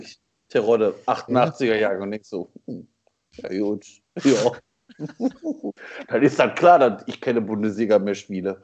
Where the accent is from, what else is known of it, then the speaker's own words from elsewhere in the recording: Essen, North Rhine-Westphalia, Germany; now in Hattingen, Germany; ich bin in Essen groß geworden